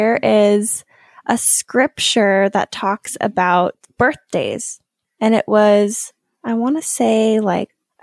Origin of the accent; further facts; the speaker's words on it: Bend, Oregon, United States; I was 7 or 8 years old, and I grew up in Bend, Oregon